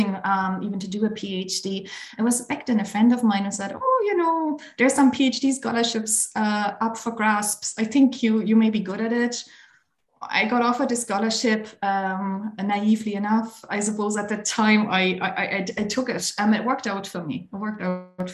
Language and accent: English; East Germany, Germany; now in Ireland; I grew up in Germany. Obviously, now I'm based in Ireland. But in fact, I grew up in East Germany.